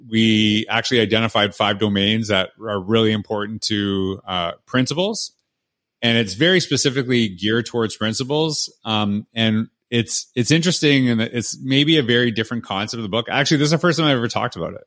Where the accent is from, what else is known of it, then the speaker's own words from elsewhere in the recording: Canada; moved away as an adult; now in United States; I'm from Canada